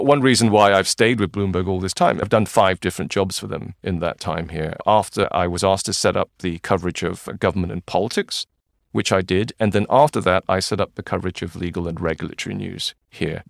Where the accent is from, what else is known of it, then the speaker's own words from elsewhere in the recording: Malaysia; also born or lived in Manchester, United Kingdom / Singapore; now in Hong Kong; when I was a child growing up in Malaysia